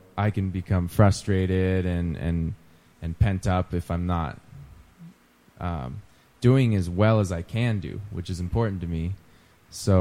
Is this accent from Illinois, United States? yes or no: no; Truckee, California, United States; I grew up in Truckee, California.